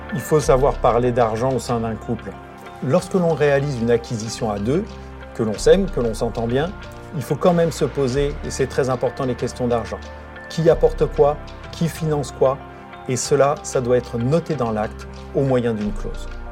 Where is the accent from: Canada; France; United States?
France; Normandy; Chez nous, en Normandie